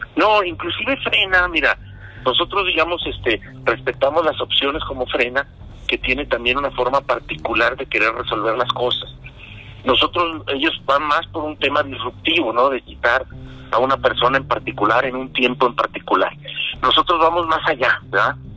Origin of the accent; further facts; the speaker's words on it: Mexico; also born or lived in Jalisco; como mexicanos